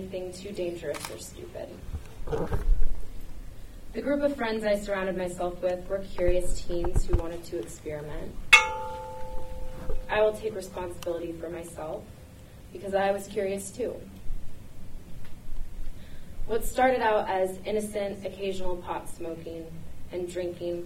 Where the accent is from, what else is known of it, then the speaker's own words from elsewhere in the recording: Portland, Oregon, United States; my childhood growing up in Portland